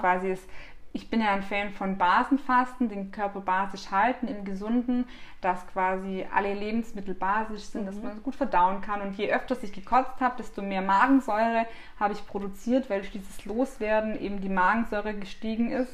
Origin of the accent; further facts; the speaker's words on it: Black Forest, Baden-Württemberg, Germany; now in Munich, Germany; wie man bei uns zu Hause im Schwarzwald sagt